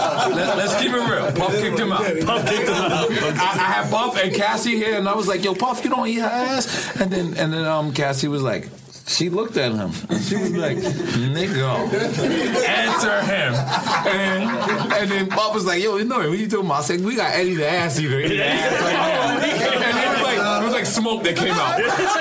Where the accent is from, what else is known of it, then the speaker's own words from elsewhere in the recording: Switzerland; English is a second language; I'm Swedish from Switzerland. I'm sorry.